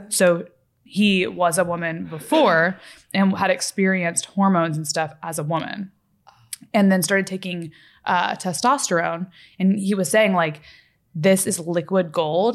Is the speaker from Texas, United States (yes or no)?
yes; Fort Worth, Texas, United States; moved away as an adult; also born or lived in Los Angeles, California; I'm from Fort Worth, Texas